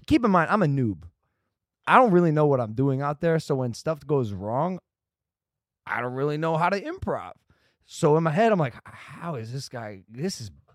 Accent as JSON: {"language": "English", "country": "United States", "said": "I'm from the States"}